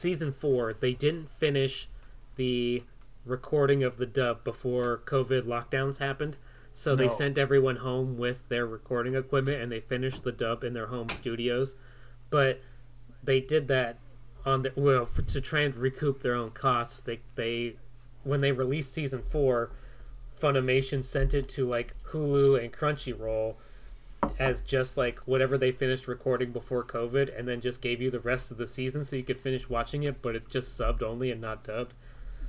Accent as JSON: {"language": "English", "country": "United States", "said": "an American who consumes things mostly like dramas"}